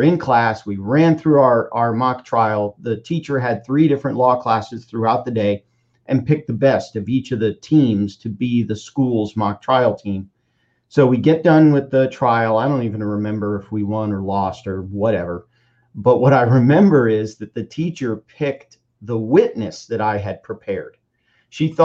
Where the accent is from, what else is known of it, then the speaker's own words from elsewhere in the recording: Miami, Florida, United States; now in Tampa, United States; we all moved down to Miami and I grew up in Miami and spent the next, 17 years in Miami